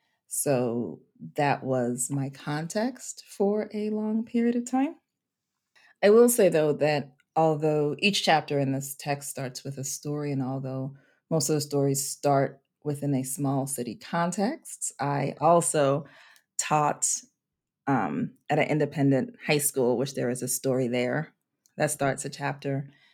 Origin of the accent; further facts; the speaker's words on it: St. Croix, U.S. Virgin Islands; I was also raised on an island. I'm from the St. Croix, U.S. Virgin Islands. So the culture is different.